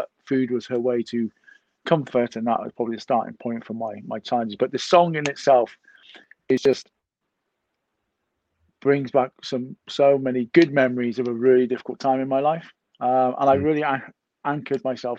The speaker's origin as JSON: {"language": "English", "region": "Wales", "country": "United Kingdom", "said": "obviously I'm Welsh"}